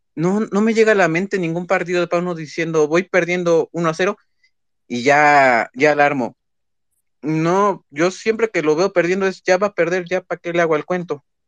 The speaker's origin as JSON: {"language": "Spanish", "region": "Puebla", "country": "Mexico", "said": "soy de Puebla"}